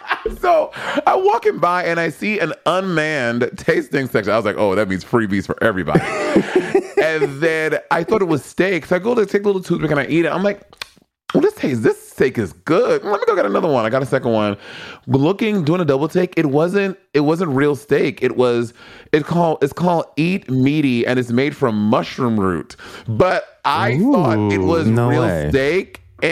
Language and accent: English; California, United States; I'm a Californian.